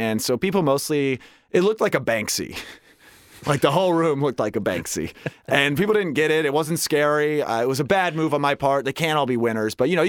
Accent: Westchester, New York, United States; I'm from Westchester, okay?

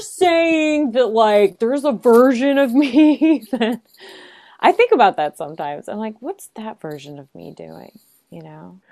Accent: Chicago, Illinois, United States; moved away; also born or lived in Los Angeles / New York City; I hail originally from Chicago, so I'm a Midwesterner at heart

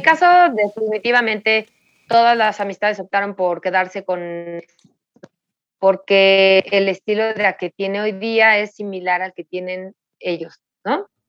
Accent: Mexico City, Mexico; yo nací aquí en la Ciudad de México

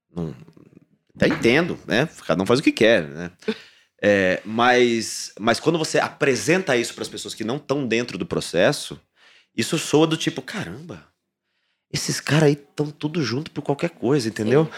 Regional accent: Paraná, Brazil; eu sou do Paraná

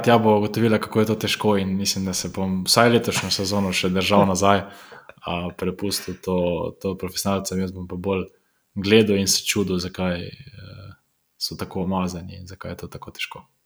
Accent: Slovenia

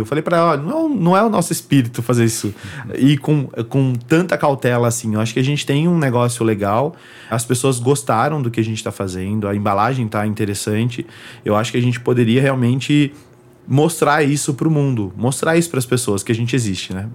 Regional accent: São Paulo, Brazil; moved away as an adult; also born or lived in Floresta, Pernambuco, Brazil; now in New York, United States; eu cresci em São Paulo, a minha infância inteira foi em São Paulo

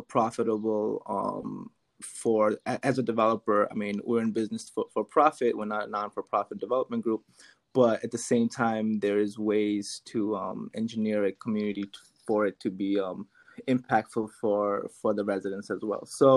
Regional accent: New York City, New York, United States; moved away as an adult; now in Philadelphia, United States; I'm from New York. Originally, I moved to Philly a couple of years ago

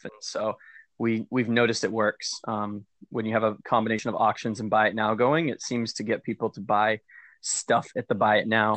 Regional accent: Maine, United States; I'm from Maine

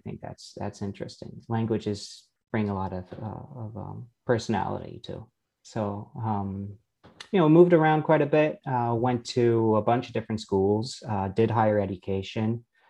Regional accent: Canada; also born or lived in France; So I'm Canadian and French. I'm both. Raised in both languages at the same time, which makes your life much easier.

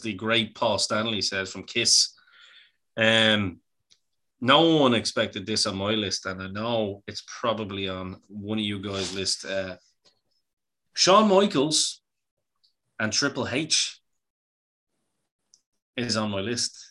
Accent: Bray, County Wicklow, Ireland; I'm from Bray. I like the sea. I like the sand, even though it's not much sand in Bray anymore. It's all stones.

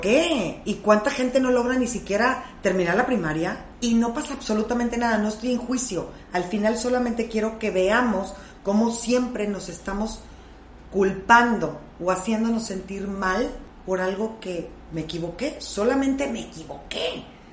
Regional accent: Monterrey, Nuevo León, Mexico; hoy somos de Monterrey

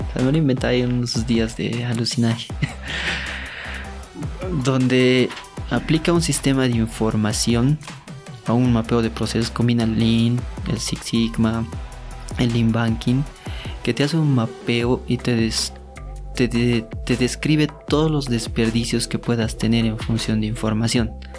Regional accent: Oruro, Bolivia; Como soy de Oruro me decían Quirquincho

